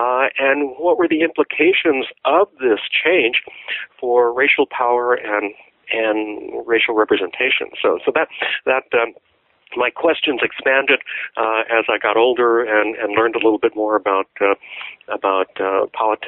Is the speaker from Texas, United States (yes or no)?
yes; Texas, United States; I was growing up in Texas in the 1950s and 60s, and I saw many of the changes that I talk about in my book take place before my very eyes.